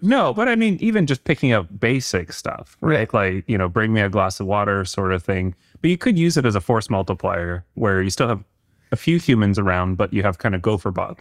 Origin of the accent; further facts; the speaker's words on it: Canada; being a Canadian